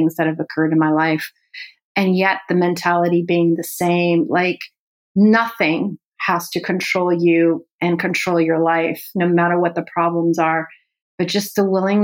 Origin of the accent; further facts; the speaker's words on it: France; also born or lived in Iran; my mom and my two sisters and I literally were on the next flight out and went to France